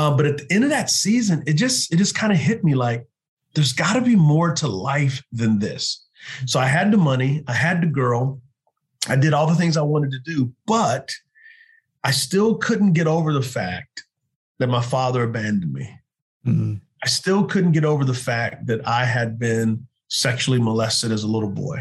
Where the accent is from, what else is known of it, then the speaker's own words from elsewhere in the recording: Texas, United States; now in Charlotte, United States; growing up in Texas, my family, we didn't really go to church.